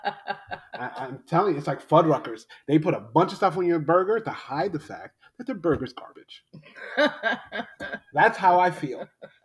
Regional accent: New York City, New York, United States; moved away; I'm from New York City

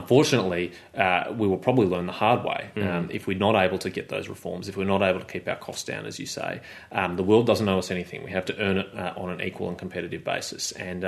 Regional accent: Victoria, Australia; particularly in my home state of Victoria

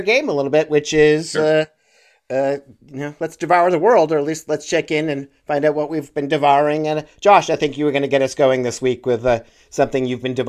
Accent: Western Massachusetts, United States; Pete and I grew up in Western Massachusetts

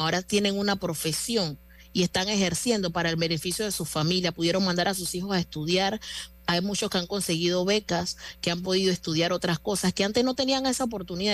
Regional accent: Panama; yo como panameña

